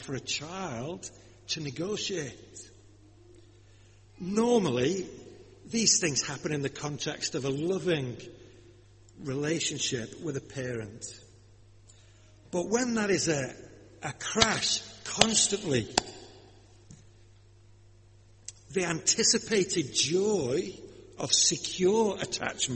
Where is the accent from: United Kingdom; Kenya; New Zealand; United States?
United Kingdom; Lancashire, North West England; accent: Lancashire; My accent, you see. Being from Lancashire